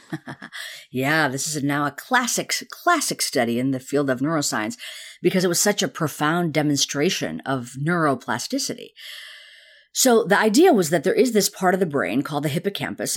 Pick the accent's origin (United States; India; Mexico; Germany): India; moved away; I was actually born in the town that Gandhi's ashraman i-, is